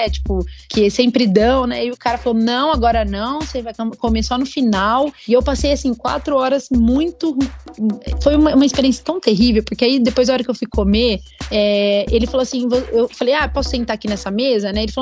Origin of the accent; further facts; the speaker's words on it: Brazil; eu fui a única brasileira a ser escolhida para cantar na Hungria